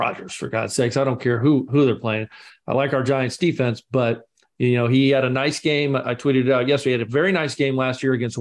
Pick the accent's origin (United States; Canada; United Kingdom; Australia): United Kingdom; Scotland; now in London, United Kingdom; I'm the Scotsman in London